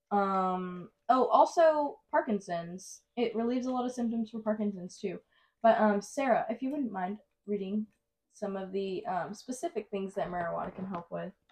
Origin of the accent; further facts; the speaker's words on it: East of England, United Kingdom; accent: Essex; I'm from F, uh, from Essex. Like I know my accent is like from the Essex area. Like people call me a little ghetto girl from Essex.